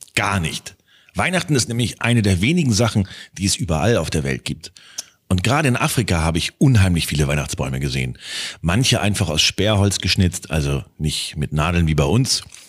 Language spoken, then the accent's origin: German; Germany; wir als Deutsche